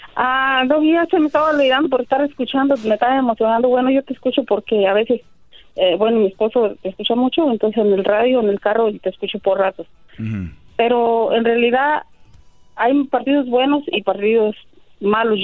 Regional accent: El Salvador; Yo soy del Salvador

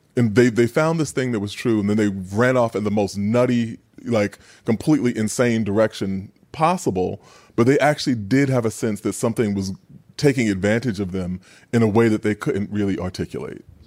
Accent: New York City, New York, United States; growing up in Queens

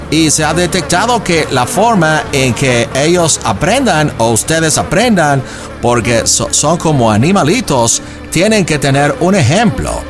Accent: United States; born there; Spanish is a second language; Ah, yo soy nacido en los Estados Unidos en cuarta generación. Uh, ah, mis tatarabuelos ah, vivieron en Nuevo León. y por eso es que hablo un poquito español.

